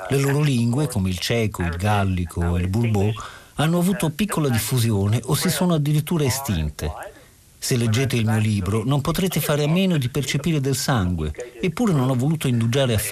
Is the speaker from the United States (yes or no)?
no; Limburg, Netherlands; accent: Limburgish; first language Limburgish; Italian is a second language; Io sono eh, cresciuto parlando olandese, la mia lingua d'origine è chiamata limburghese.